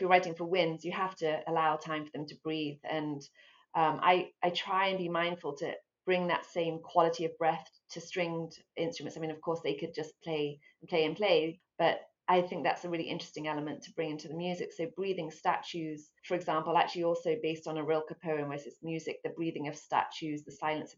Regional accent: Abingdon, South East England, United Kingdom; moved away as an adult; also born or lived in London; now in United States; I was born in London. I grew up in Abingdon near Oxford, but I've been in the States for almost 20 years now.

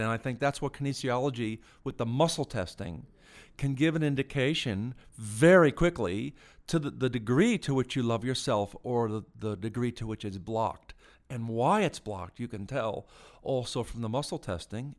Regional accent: United States; moved away; I'm born in the States, but, uh, I'm an Irish citizen too

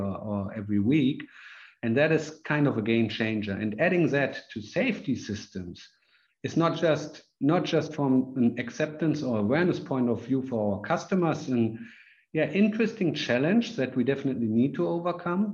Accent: Germany; I'm from Germany.

